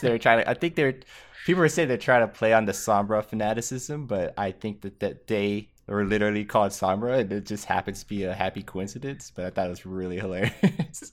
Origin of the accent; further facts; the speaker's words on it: Texas, United States; I'm from Texas